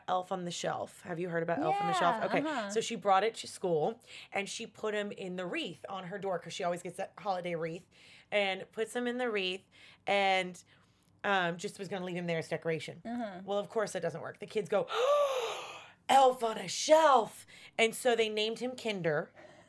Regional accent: the South, United States; I'm from the South where they say Coke

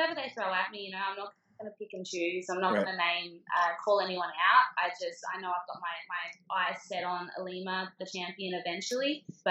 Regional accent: Australia; being an Australian girl

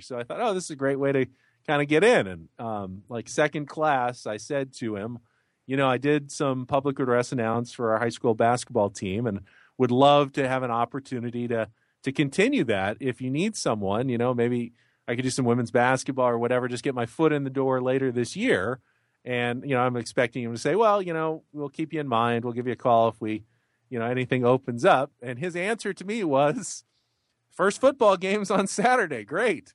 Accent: San Diego, California, United States; not only is it my hometown

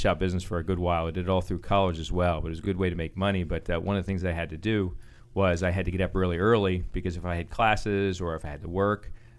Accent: Baltimore, Maryland, United States; I'm from the, I was an Army brat, but we ended up settling in Baltimore.

